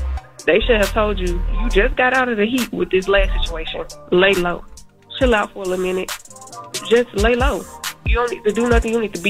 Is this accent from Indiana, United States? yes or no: no; Memphis, Tennessee, United States; So, I'm from Memphis, and this is typical behavior. Shout out to my city, though. I love y'all.